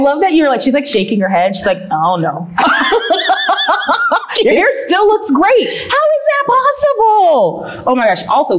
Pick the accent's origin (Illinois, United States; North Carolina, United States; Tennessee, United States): North Carolina, United States; moved away as an adult; now in Pensacola, United States; So I'm originally from North Carolina.